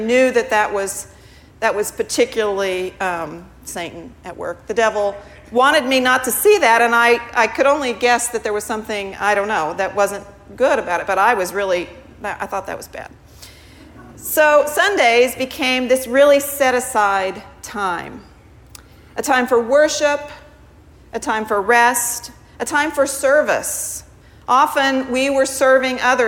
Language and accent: English; Missouri, United States; also born or lived in Massachusetts / Texas; now in Hawaii, United States; I grew up in the Midwest. I grew up in Missouri.